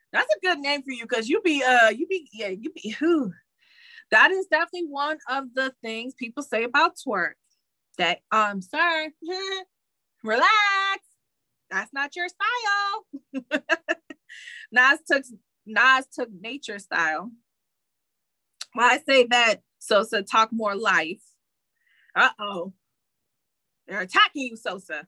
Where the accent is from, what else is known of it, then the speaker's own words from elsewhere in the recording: Detroit, Michigan, United States; I'm from Detroit